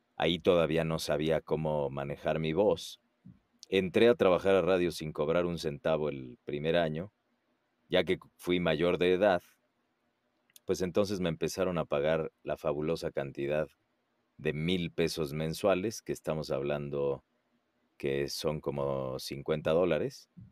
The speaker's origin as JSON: {"language": "Spanish", "region": "Puebla", "country": "Mexico", "tie": "born or raised there", "moved": "as an adult", "lives_now": "Mexico City, Mexico", "said": "Yo soy, eh, bueno, poblano de nacimiento, que es una ciudad que está a dos horas de la Ciudad de México. Ahí nací, ahí crecí"}